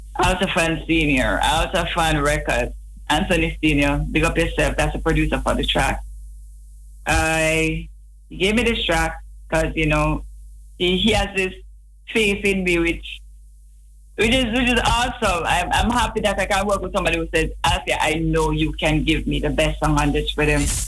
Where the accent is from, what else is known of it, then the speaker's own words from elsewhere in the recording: Kingston, Jamaica; I grew up in Rollington Town, Vineyard Town, in Kingston.